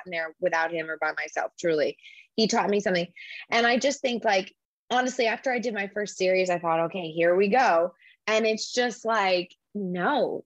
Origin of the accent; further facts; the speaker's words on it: Orlando, Florida, United States; moved away as an adult; also born or lived in Los Angeles; growing up in Orlando